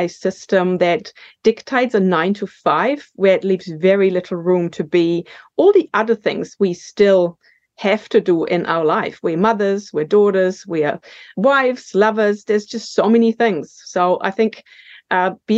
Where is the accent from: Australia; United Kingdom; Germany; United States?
Germany; accent: German; moved away as an adult; now in New Zealand; I was born in Germany, and I got the call to come to New Zealand for a year to work in 1999.